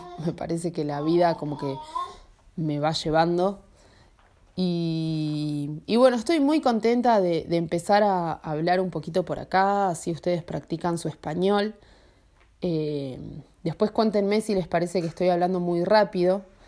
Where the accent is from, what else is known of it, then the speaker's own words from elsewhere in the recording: Buenos Aires, Argentina; moved away as an adult; soy nacida en Argentina, en Buenos Aires.